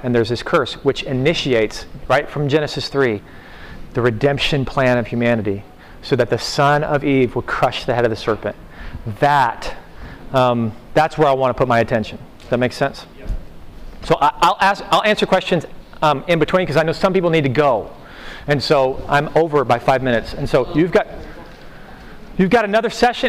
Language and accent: English; Oklahoma, United States; I'm from Oklahoma. That's all how we talk. We talk in those little, you know, homespun kind of you know phrases.